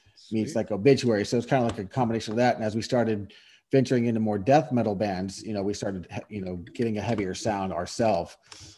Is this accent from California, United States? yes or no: yes; Bay Area, California, United States; I grew up in the Bay Area.